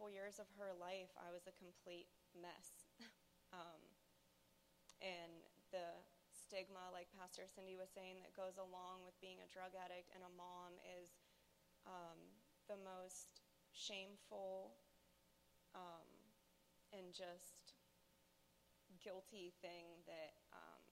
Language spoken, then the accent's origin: English; Pittsburgh, Pennsylvania, United States; I'm from Pittsburgh, Pennsylvania